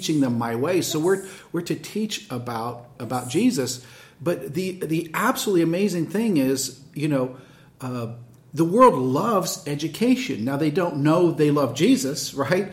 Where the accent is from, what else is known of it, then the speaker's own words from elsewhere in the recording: United States; being an American